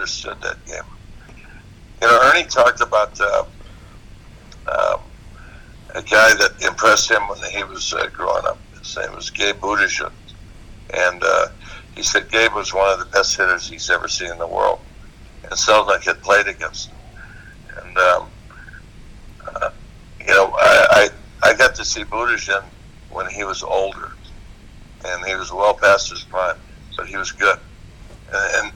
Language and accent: English; Hawaii, United States; we're both Hawaiian